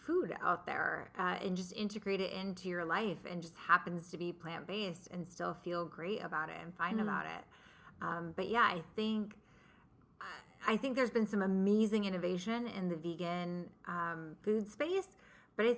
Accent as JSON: {"language": "English", "town": "San Diego", "region": "California", "country": "United States", "tie": "born or raised there", "also_born_or_lived": "Los Angeles", "said": "I was raised in San Diego in an Italian-American, very heavy meat-eating household"}